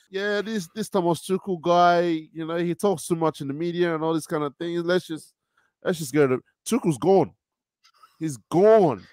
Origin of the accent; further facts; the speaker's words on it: Nigeria; now in Sydney, Australia; I'm Nigerian